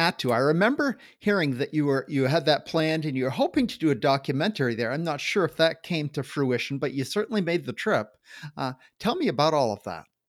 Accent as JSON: {"language": "English", "region": "Maine", "country": "United States", "tie": "born or raised there", "said": "I grew up in Maine"}